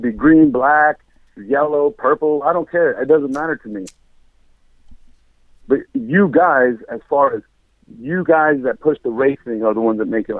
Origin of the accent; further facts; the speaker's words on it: Mexico; moved away; I'm from Mexico